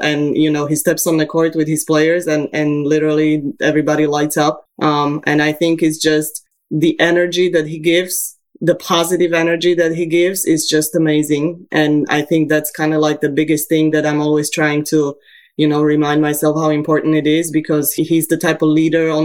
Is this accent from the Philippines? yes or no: no; Bratislava, Bratislava Region, Slovakia; now in United States; I was raised in Slovakia in Bratislava